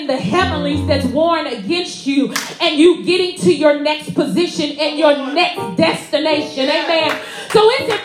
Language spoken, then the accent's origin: English; Inglewood, California, United States; I'm from Inglewood